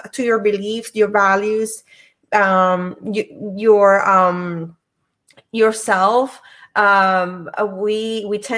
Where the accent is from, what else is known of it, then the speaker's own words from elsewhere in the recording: Puerto Rico; now in Virginia, United States; I'm originally from Puerto Rico, but I live in Virginia.